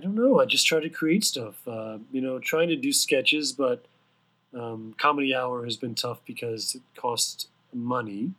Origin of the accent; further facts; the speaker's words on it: Houston, Texas, United States; moved away as an adult; also born or lived in Austin, Texas; now in Los Angeles, United States; I was born and raised in Houston, Texas, which is a nice place